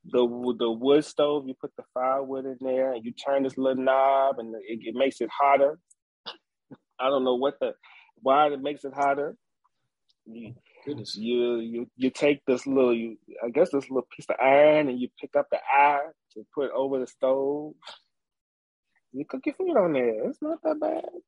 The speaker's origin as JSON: {"language": "English", "area": "Nelson County", "region": "Virginia", "country": "United States", "tie": "born or raised there", "said": "So I grew up in uh, the country. I am from Nelson County, Virginia. Um, I was born at at my grandfather's house"}